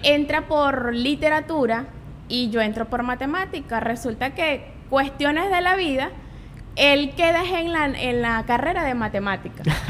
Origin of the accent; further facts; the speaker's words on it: Guanare, Portuguesa, Venezuela; yo nací acá en Guanare. Soy guanareña, siempre he vivido acá